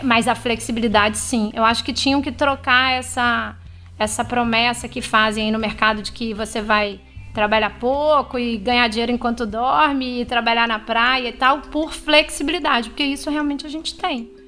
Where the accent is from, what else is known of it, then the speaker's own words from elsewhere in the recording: São Luís, Maranhão, Brazil; moved away as an adult; a gente voltou pra minha cidade natal.